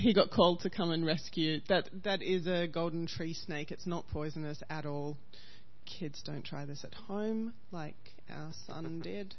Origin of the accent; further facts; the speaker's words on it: Australia; as an Aussie